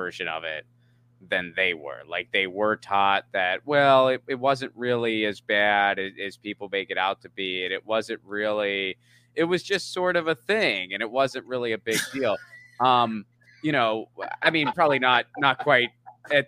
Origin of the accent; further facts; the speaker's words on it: Pennsylvania, United States; also born or lived in San Pedro, Los Angeles; now in Los Angeles, United States; I grew up in Pennsylvania